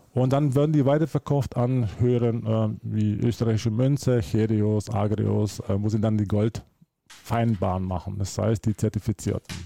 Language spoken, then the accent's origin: German; Germany; also born or lived in Slovenia; now in Switzerland; ich bin geboren in Deutschland, dann bin ich ausgezogen nach Slowenien, habe ich dort äh, von 2002 bis äh, letztes Jahr äh, dort gelebt. Und jetzt bin ich in der Schweiz